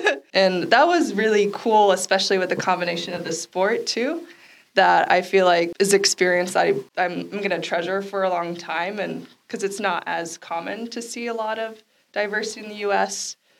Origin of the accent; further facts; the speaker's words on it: Washington, United States; moved away; I'm on the other side of country. I'm from Washington State, so it's a long flight.